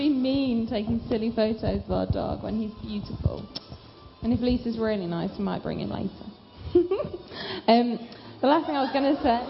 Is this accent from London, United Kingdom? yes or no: no; Glossop, East Midlands, United Kingdom; I grew up in Glossop, which sounds boring, and it is boring. It's a really small town near Manchester. It's got a similar feel to Guernsey. It's kind of in the countryside.